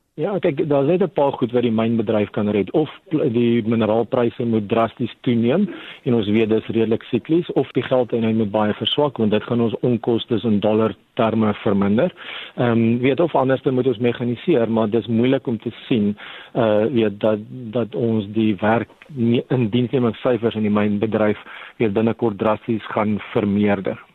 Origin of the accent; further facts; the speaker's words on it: South Africa; as 'n Suid-Afrikaner